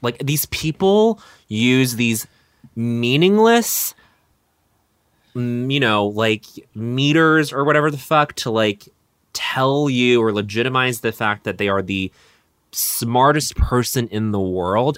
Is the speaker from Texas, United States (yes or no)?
no; Colorado, United States; growing up in Mormon country in Colorado